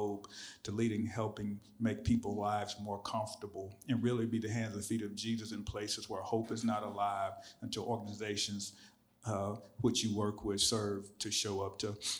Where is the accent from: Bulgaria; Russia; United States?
United States; Arkadelphia, Arkansas; moved away; my hometown of Arkadelphia.